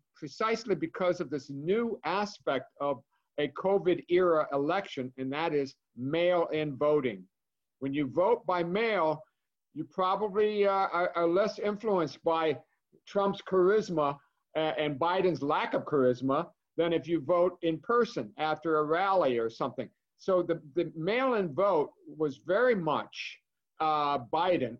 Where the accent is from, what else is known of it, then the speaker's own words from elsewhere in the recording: Cleveland, Ohio, United States; Ohio, my home state, I'm from Cleveland, Ohio